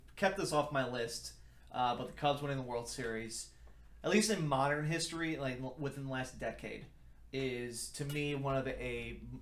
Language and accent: English; Deerfield, Illinois, United States; Chicago kid, Bulls used to practice in my hometown. Deerfield